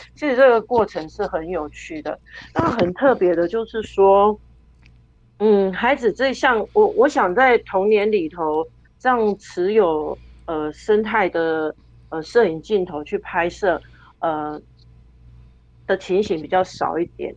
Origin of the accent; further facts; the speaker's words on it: Taiwan; 我们身为台湾人